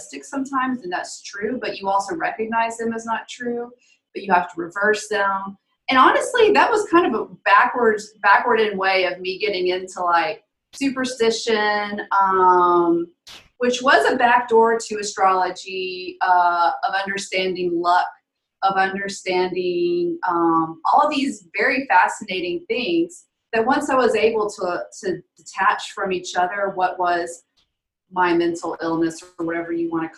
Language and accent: English; Alabama, United States; I grew up Catholic in the Deep South, Alabama